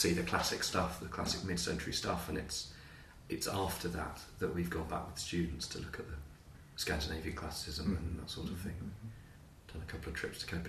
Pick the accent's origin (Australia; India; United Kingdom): United Kingdom; moved away as an adult; also born or lived in Edinburgh / Zurich; I grew up near London